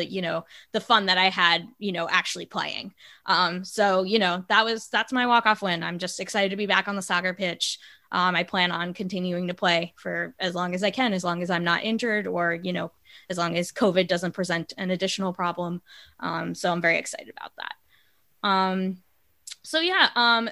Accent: New Jersey, United States; moved away as an adult; also born or lived in Baltimore; now in Washington, D.C., United States; when I moved from Baltimore back home to New Jersey to do my my fellowship after graduate school

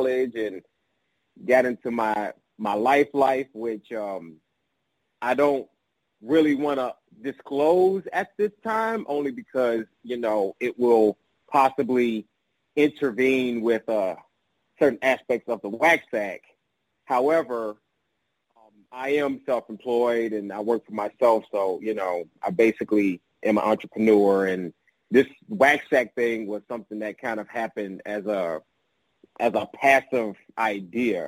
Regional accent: Chicago, Illinois, United States; I grew up on the south side of Chicago, in a neighborhood known as High Park

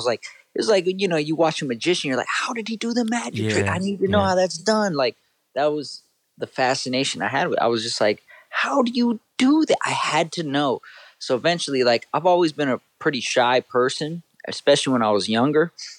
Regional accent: Northridge, California, United States; I grew up in the Valley here in Northridge. Still live in the Valley.

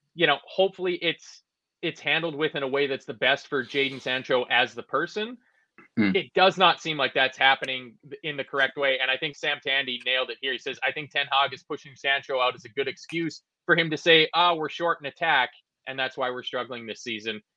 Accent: Canada; being Canadian

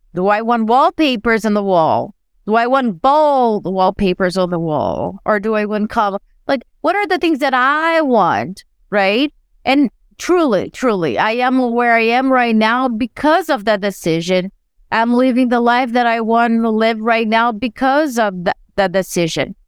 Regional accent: Brazil; English is a second language; moved away as an adult

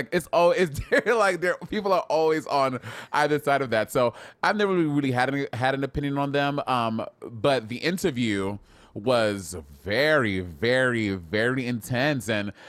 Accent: United States; as an American, I am not well-versed in the royal family and the monarchy

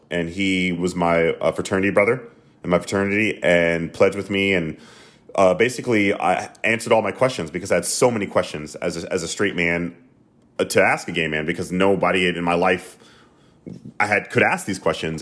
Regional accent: the South, United States; I grew up in the South

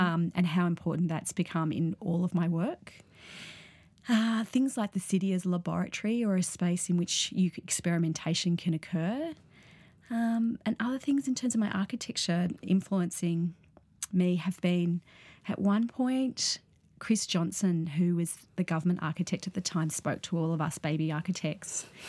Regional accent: Sydney, New South Wales, Australia; I grew up in Sydney.

